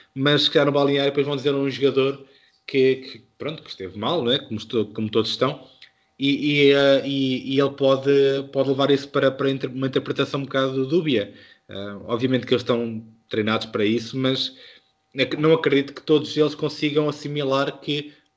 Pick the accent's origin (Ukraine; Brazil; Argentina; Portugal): Portugal; Beira, Centro; accent: Beirã; a minha pronúncia beirã